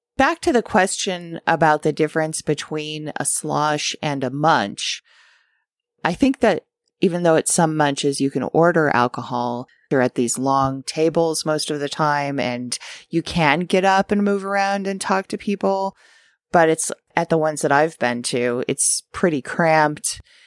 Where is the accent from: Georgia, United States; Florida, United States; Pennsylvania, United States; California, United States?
California, United States; Santa Monica; moved away; my hometown of Santa Monica